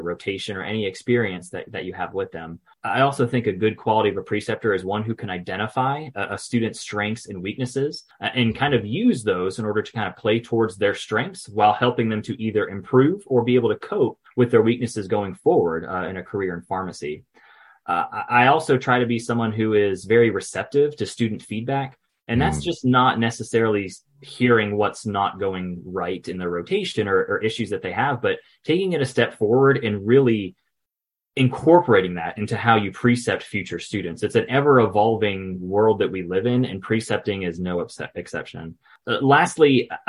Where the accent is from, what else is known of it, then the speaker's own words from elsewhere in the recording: Gainesville, Florida, United States; I'm from Gainesville, Florida.